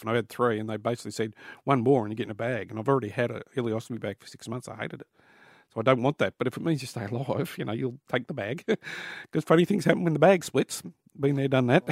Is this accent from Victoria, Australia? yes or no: no; Newcastle, New South Wales, Australia; Newcastle where I was born